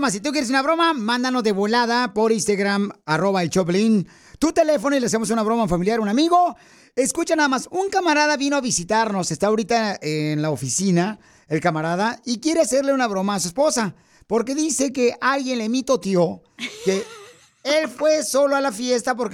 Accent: Puebla, Mexico; Yo soy de Puebla.

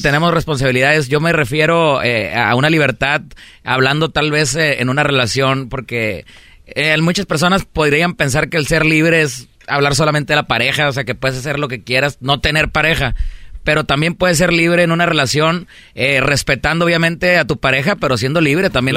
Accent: Monterrey, Nuevo León, Mexico; soy de Monterrey, Nuevo León

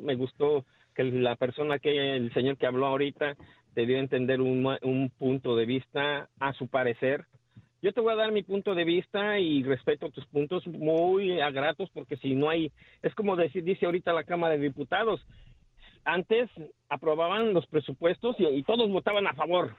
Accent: Mexico City, Mexico; nosotros los mexicanos, yo soy mexicano, chilango de corazón

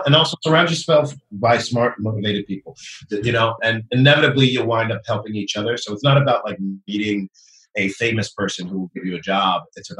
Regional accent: Brooklyn, New York, United States; I'm from Brooklyn, and so I had a very different way of talking before I took voice and speech.

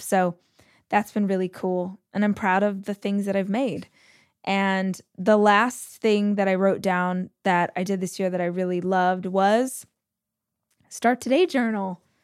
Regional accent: Southern California, United States; also born or lived in Austin, Texas / Los Angeles, California; I am born and raised in Southern California, about two hours from where I live now.

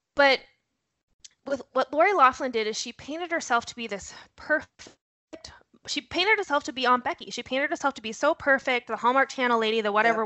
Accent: North Dakota, United States; I am originally from North Dakota. You'll hear a horrible accent thrown in there. Um, I might drop a you betcha now and again

